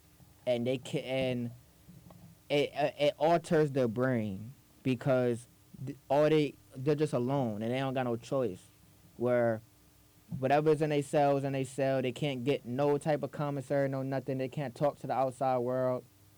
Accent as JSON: {"language": "English", "town": "New York City", "region": "New York", "country": "United States", "said": "I'm from the Bronx"}